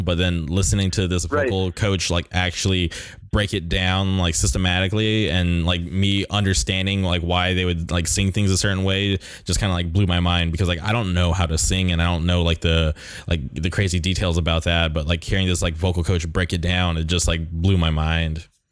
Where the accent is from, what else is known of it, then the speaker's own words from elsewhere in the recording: Palm Springs, California, United States; now in Orange County, United States; I grew up in the Palm Springs area, so um, I eventually made the move to Orange County